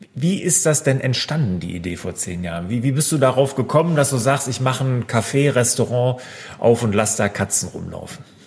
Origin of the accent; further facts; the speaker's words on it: near Cologne, North Rhine-Westphalia, Germany; Jetzt komme ich ja hier äh, aus der Nähe von Köln